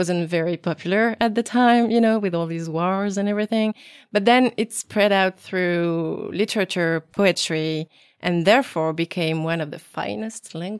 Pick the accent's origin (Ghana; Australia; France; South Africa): France; Toulouse, Occitania; first language French; English is a second language; I grew up in Toulouse, which is southern France. And we don't use the same words to talk about some things.